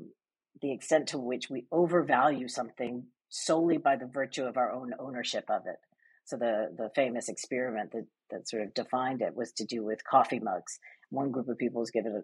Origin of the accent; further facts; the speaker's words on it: United States; moved away as an adult; also born or lived in London; I'm American, but I spent the bulk of my career in London